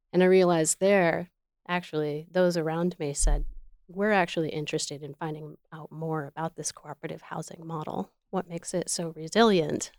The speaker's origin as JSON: {"language": "English", "region": "Michigan", "country": "United States", "moved": "as an adult", "said": "I landed back in Michigan, which is my home state"}